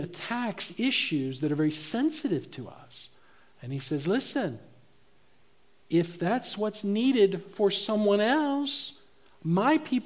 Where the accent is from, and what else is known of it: United States